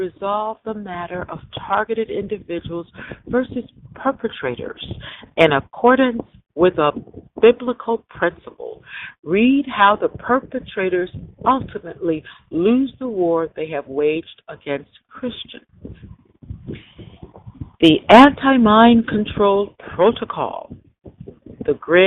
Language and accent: English; Michigan City, Indiana, United States; moved away as an adult; also born or lived in Los Angeles, California; about to go back to my hometown where I was born, Michigan City, Indiana